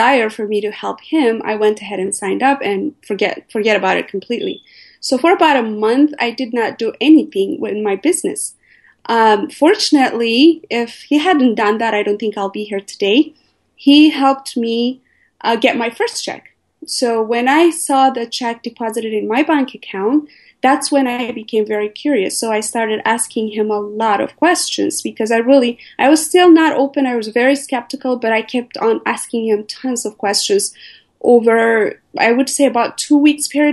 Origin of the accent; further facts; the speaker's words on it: Ethiopia; moved away as an adult; also born or lived in Eritrea; now in United States; I was born and raised in Ethiopia.